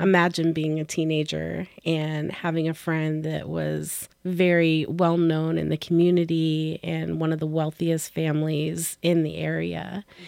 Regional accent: Oregon, United States; we're from Oregon.

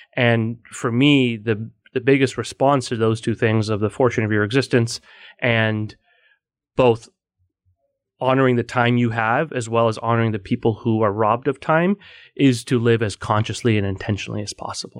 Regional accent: Bay Area, Silicon Valley, California, United States; moved away as an adult; now in New York, United States; I am originally from the Bay Area, uh, Silicon Valley. So I'm a California kid who's a, a New York convert

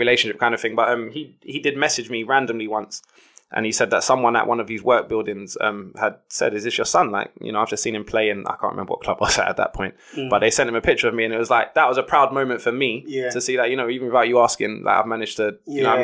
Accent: London, United Kingdom; I grew up in Brixton, like Tulse Hill, Brixton.

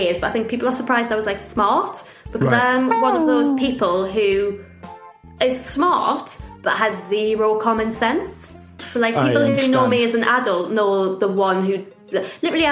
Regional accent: Newcastle upon Tyne, North East England, United Kingdom; now in London, United Kingdom; we're being like from Newcastle, especially like when I moved to like London

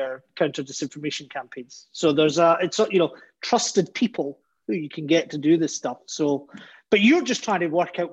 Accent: Glasgow, Scotland, United Kingdom; 34 years as a Glaswegian

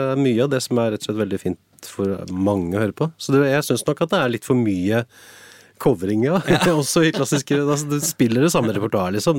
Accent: Drammen, Buskerud, Norway; now in Hallingdal, Norway; jeg er vokst opp på Konnerud utafor Drammen

